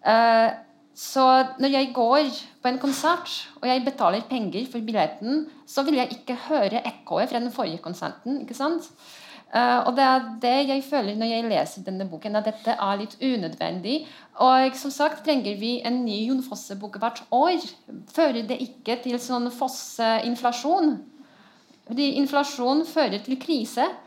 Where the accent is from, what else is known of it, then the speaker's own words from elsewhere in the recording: Poland; Jeg er polsk, jeg har lov til det.